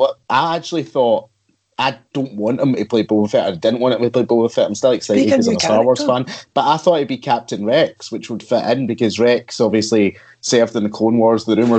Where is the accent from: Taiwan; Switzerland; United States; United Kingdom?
United Kingdom; Glasgow, Scotland; No, I'm just obviously from Glasgow.